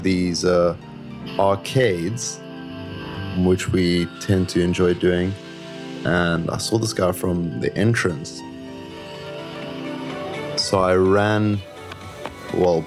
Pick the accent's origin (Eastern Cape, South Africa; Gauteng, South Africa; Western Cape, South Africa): Western Cape, South Africa; Cape Town; now in Hong Kong; I'm a street photographer based in Hong Kong, and I'm originally from Cape Town, South Africa.